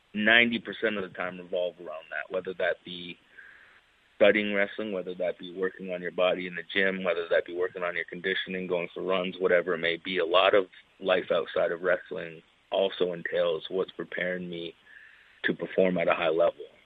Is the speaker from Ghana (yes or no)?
no; Canada; growing up in Canada, it was a little bit difficult to kind of break out of Canada's scene